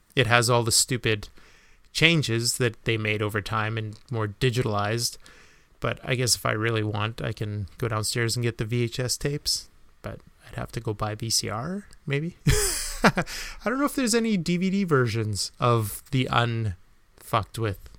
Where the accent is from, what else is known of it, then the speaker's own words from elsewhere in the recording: Canada; being Canadian